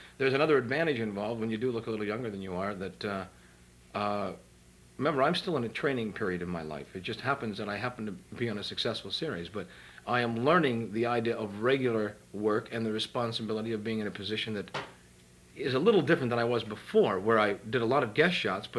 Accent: San Francisco, California, United States; San Francisco.

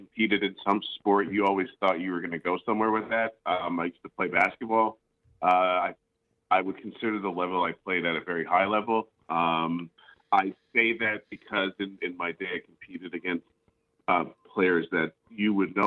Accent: Montreal, Quebec, Canada; I was born in Montreal

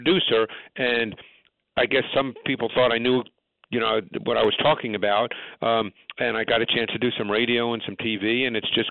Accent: New York City, New York, United States; I grew up in Queens

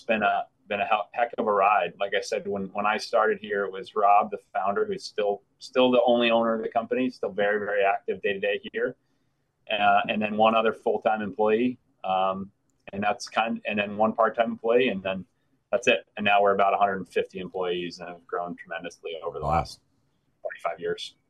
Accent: Vermont, United States; moved away as an adult; also born or lived in Missoula, Montana; now in Maine, United States; I'm from Vermont.

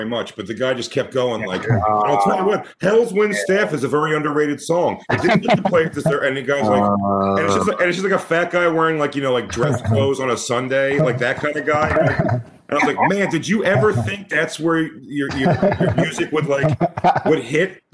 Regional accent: Philadelphia, Pennsylvania, United States; I'm from Philly.

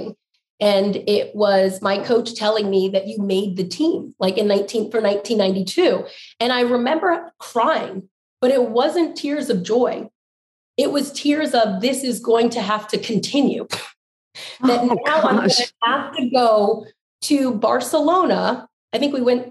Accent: Maryland, United States; my home state of Maryland

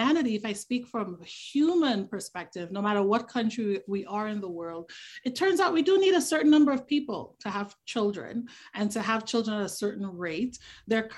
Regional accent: Tobago, Trinidad & Tobago; moved away; growing up where I grew up in Trinidad and Tobago, particularly growing up in Tobago

